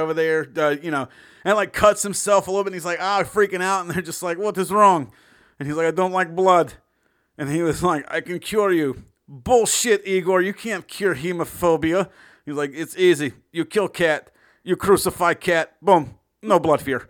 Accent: the South, United States; I'm born and raised in the South.

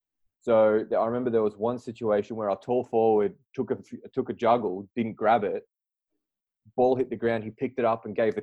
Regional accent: Croydon South, Victoria, Australia; moved away as an adult; now in Warsaw, Poland; I'm from South Croydon, and I went to school at Croydon South Primary School, which is no longer non-existent, and I played for South Croydon Bulldogs.

